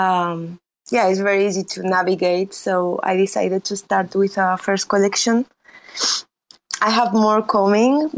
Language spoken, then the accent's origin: English; Spain; accent: Spanish; English is a second language; also born or lived in Romania; Originally, I'm from Romania, but I grew up in Spain. And I guess you can tell by my accent. It's very Spanish.